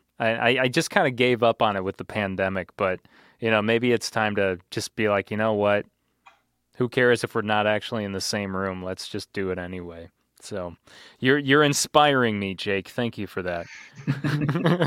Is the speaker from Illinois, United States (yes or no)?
yes; Manteno, Illinois, United States; my hometown of Manteno, Illinois